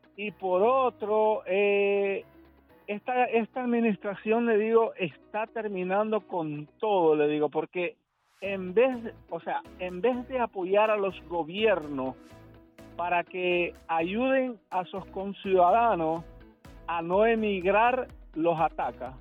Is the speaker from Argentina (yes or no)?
no; El Salvador; now in Miami, United States; soy salvadoreño